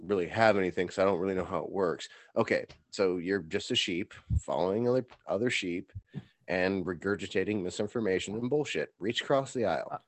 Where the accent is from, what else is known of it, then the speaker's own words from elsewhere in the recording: United States; I'm an American